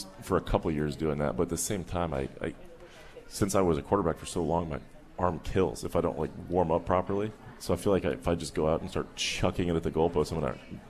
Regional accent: Albuquerque, New Mexico, United States; moved away as an adult; now in Pittsburgh, United States; But back home, I mean, I'm from Albuquerque, New Mexico.

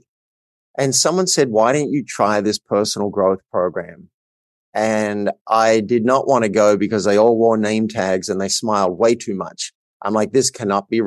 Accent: Australia; I grew up in a country town in Australia

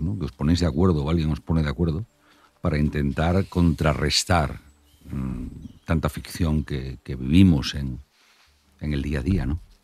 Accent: north of Santander, Cantabria, Spain; Yo soy del norte de Santander

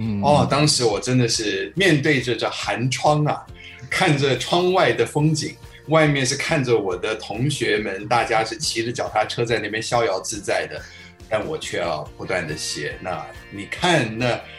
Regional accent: United States; first language Chinese; moved away as an adult; also born or lived in Taiwan / New York; now in Taipei, Taiwan; 我是小时候八岁，我在移民过去到美国了。我就说非常感谢我起码还有前面这八年的时间，先是在台湾生长，

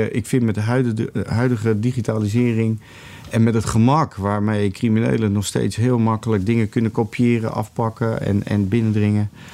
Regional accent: Netherlands; jij en ik eh, als Nederlanders

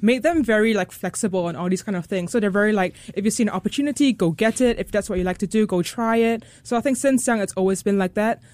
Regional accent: Singapore; born in Singapore. I'm Singaporean.

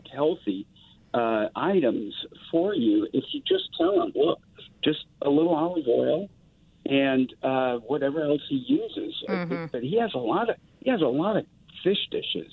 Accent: New Orleans, Louisiana, United States; moved away as an adult; now in Seattle, United States; I'm from New Orleans, but living in Seattle

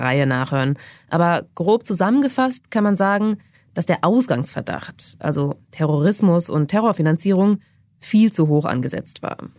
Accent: Germany; bei uns in Deutschland

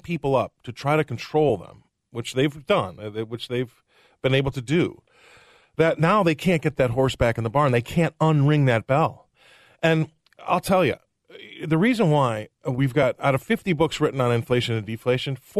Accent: Des Moines, Iowa, United States; moved away; also born or lived in England; I was born here. I'm from Des Moines, Iowa

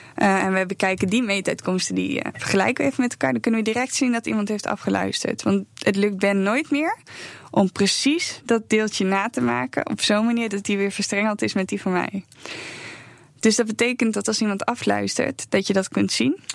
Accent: Netherlands; wij zijn Nederlanders.

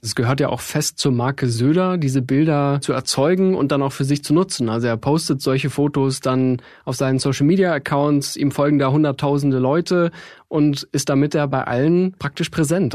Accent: Tegernsee, Bavaria, Germany; moved away; also born or lived in Munich; Ich habe auch eine ganze Weile, gut zehn Jahre im Süden von München gelebt, äh, bin da zur Schule gegangen, am Tegernsee

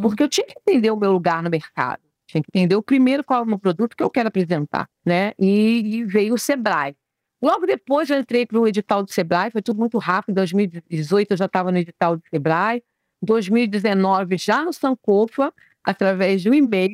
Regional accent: Brazil; eu nasci no Brasil

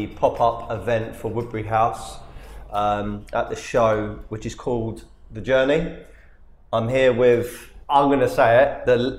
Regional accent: London, United Kingdom; I'm from London, South London

